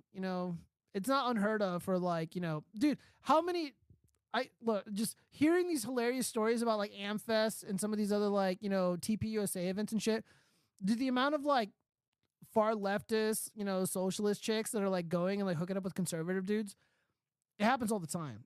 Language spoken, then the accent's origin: English; California, United States; I'm from California